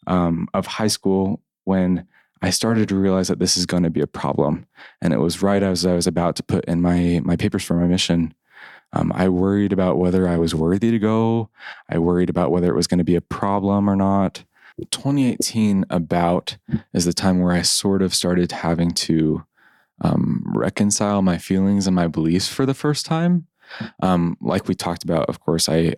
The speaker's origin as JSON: {"language": "English", "country": "United States", "said": "as an American."}